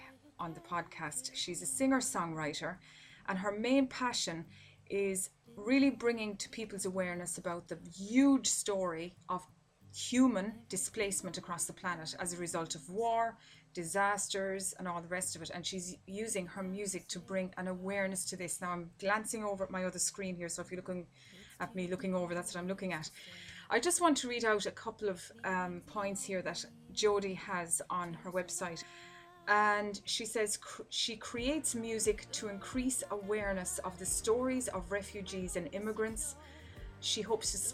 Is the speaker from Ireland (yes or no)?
yes; Ireland; my home country in Ireland